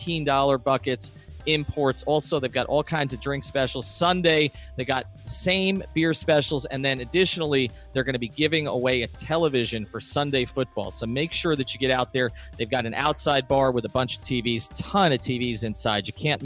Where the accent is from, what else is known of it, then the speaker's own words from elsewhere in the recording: Charlotte, North Carolina, United States; Growing up in Charlotte, the two pro teams there, the basketball and football teams, are relatively young, right?